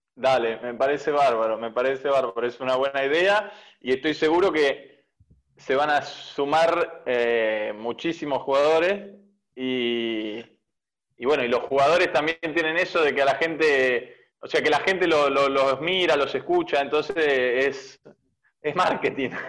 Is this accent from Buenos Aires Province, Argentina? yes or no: yes; Bahía Blanca, Buenos Aires Province, Argentina; moved away as an adult; now in Merlo, Argentina; Yo soy de provincia de Buenos Aires, soy de Bahía Blanca, eh, pero actualmente hoy me encuentro viviendo en Merlo